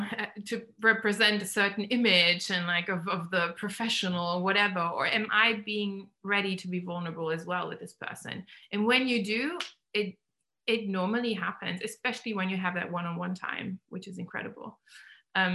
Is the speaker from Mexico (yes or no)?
no; Germany; now in England; I grew up in Germany